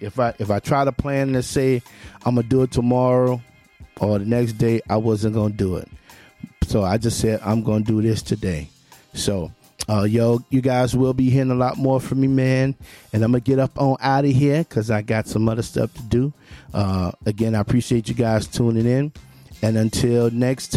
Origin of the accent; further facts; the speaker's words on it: Memphis, Tennessee, United States; He's from my hometown. He's from my birthplace, Memphis, Tennessee